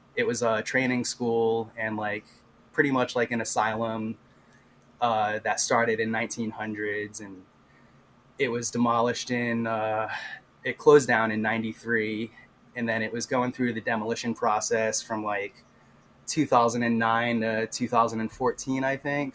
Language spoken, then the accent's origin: English; Rhode Island, United States; I'm from Rhode Island